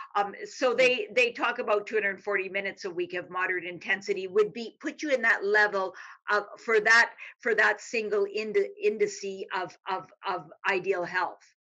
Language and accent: English; Canada; moved away as an adult; now in Texas, United States; I'm Canadian